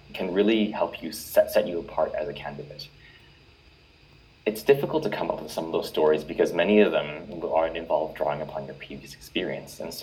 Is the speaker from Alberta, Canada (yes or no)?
yes; Edmonton, Alberta, Canada; I was born in Edmonton, and I was raised by my parents who were immigrants from Hong Kong.